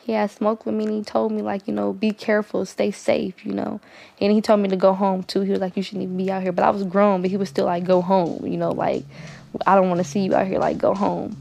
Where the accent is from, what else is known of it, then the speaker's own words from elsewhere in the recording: Oakland, California, United States; I'm from East Oakland, California.